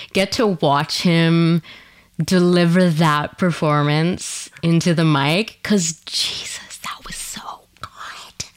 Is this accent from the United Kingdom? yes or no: no; Canada; also born or lived in Quebec / Ontario; now in Vancouver, Canada; in Quebec and in Ontario